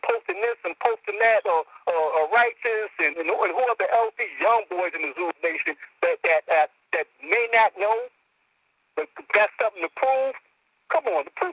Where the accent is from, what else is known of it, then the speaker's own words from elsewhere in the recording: New York City, New York, United States; I'm from the West Bronx